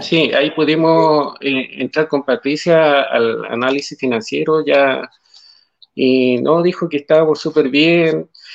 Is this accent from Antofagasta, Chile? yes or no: yes; Calama, Antofagasta, Chile; nosotros somos de Calama, de la zona norte del país